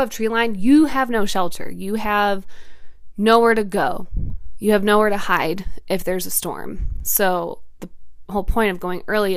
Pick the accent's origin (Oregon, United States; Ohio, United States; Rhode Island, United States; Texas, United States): Ohio, United States; I'm from Ohio